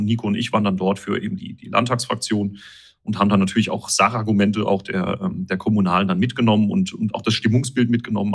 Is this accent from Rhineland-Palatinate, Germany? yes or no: yes; Winterbach, Rhineland-Palatinate, Germany; meine Heimatgemeinde Winterbach